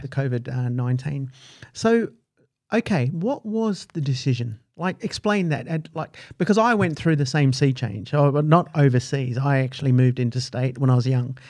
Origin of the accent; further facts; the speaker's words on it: United Kingdom; now in Australia; I was born in the United Kingdom